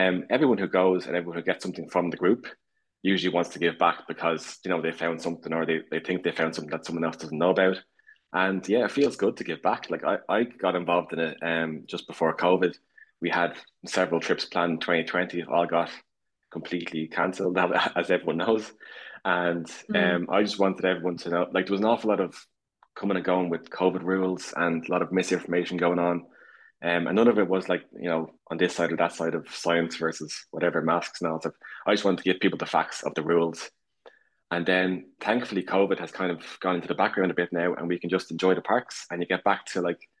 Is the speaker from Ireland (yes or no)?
yes; Dublin, Leinster, Ireland; I'm from Dublin, Ireland